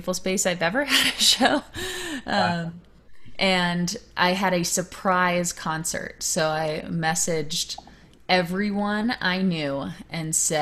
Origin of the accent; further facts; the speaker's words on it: Virginia, United States; that's where I grew up in Virginia